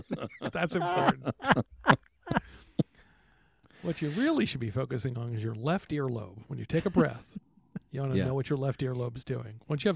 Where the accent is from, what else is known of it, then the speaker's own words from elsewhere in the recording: Texas, United States; I'm from Texas.